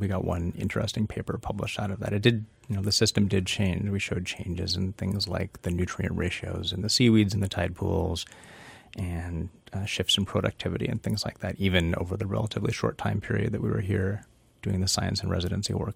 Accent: Petersburg, Alaska, United States; moved away as an adult; now in Southern California, United States; I grew up in Petersburg, living on, playing in and on and around the water for, you know, the first eighteen plus years of my life

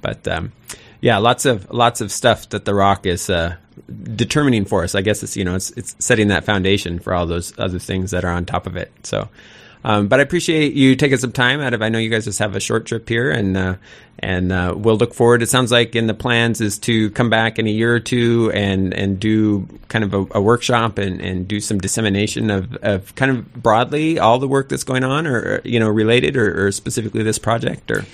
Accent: Sitka, Alaska, United States; I'm from Sitka, and Sitka is the only place that I really wanna live

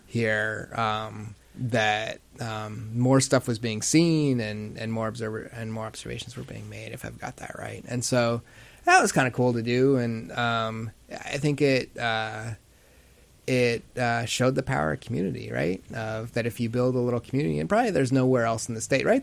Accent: Kenai, Alaska, United States; also born or lived in Anchorage; I grew up in Kenai

